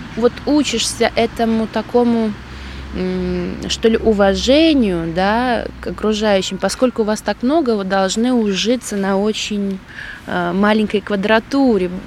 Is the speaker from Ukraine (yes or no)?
no; Krāslava, Latgale, Latvia; moved away as an adult; also born or lived in England; now in Krauja, Latvia; я просто вернулась в родной город э, к родителям